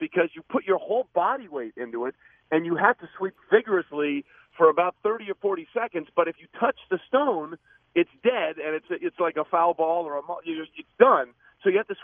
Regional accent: East Coast, United States; I'm from the East Coast, and you know it gets cold in the East Coast

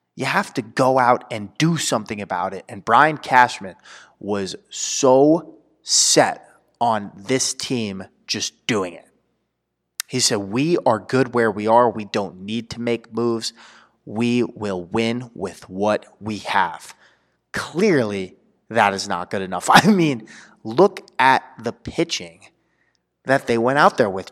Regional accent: New York, United States; I'm from New York

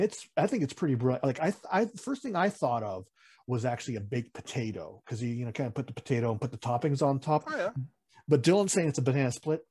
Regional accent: Philippines; we're Filipino at heart mm-hmm. and, also in blood and nationality

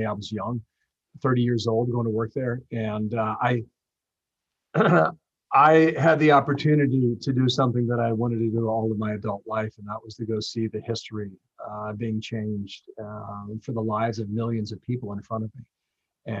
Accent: United States; as an American

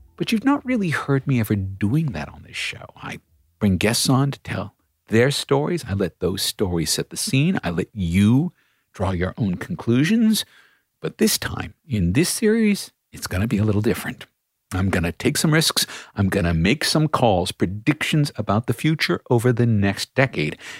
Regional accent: Australia

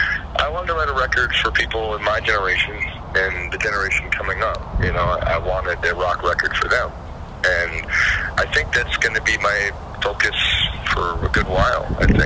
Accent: Orange County, California, United States; I'm from Orange County, California

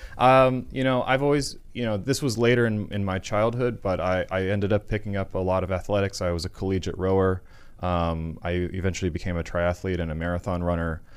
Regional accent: Florida, United States; growing up in Florida, it was not a big city.

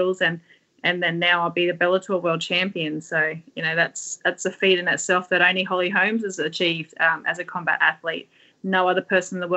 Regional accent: Sydney, New South Wales, Australia; we're all from Western Sydney

